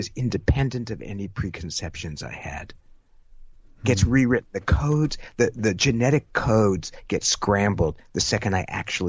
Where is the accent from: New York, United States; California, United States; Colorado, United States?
California, United States; San Jose; I'm from San Jose, California.